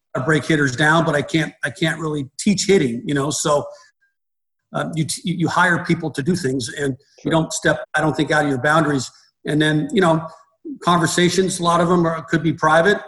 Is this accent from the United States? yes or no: yes; Reno, Nevada, United States; I'm from Reno, Nevada. I grew up in Reno